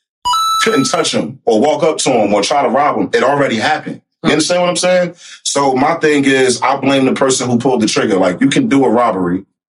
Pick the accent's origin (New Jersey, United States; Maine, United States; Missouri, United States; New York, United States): New Jersey, United States; Newark; I'm from Newark